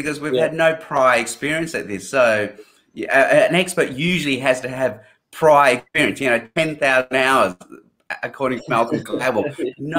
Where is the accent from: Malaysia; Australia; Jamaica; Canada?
Australia; Sydney, New South Wales; also born or lived in Hong Kong; Then I did high school in Sydney